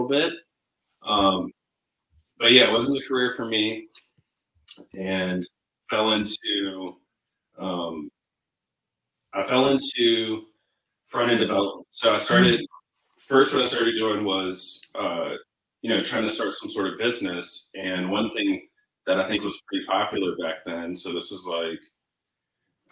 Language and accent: English; Richmond, Virginia, United States; moved away as an adult; also born or lived in Fayetteville, North Carolina / Columbia, South Carolina; now in Los Angeles, United States; I was born in Fayetteville, North Carolina, and pretty much lived my whole life up until I went to school. I was in South Carolina, so I moved to Columbia, and then around fifth grade, moved to Richmond, Virginia, went to high school there and middle school